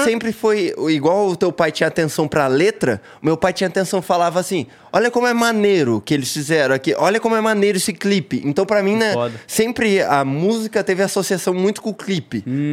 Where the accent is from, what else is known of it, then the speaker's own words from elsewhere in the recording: Paranaguá, Paraná, Brazil; also born or lived in Curitiba / Siqueira Campos; eu cresci em Paranaguá e daí mudei para Curitiba, Siqueira Campos, e aí é no Paraná